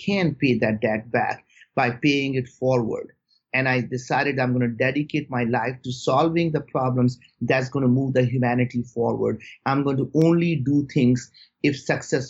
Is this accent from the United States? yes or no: no; India; moved away; growing up in India